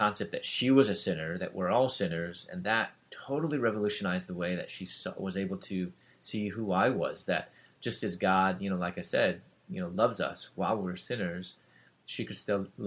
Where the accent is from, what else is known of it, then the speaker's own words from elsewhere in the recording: Chicago, Illinois, United States; moved away as an adult; also born or lived in Louisville, Kentucky; I'm from Chicago, and living in Louisville, Kentucky, pursuing my doctorate in dentistry